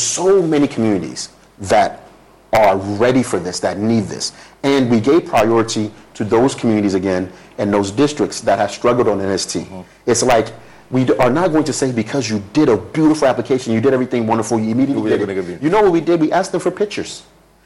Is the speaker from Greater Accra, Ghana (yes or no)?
no; Ekwensa, Eastern Region, Ghana; moved away; I'm from Ekwensa Eastern Region, Brim North